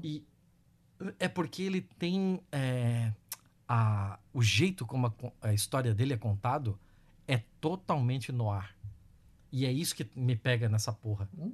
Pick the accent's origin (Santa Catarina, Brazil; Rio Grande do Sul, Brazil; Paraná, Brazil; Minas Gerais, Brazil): Santa Catarina, Brazil; Joinville; Eu sou de Joinville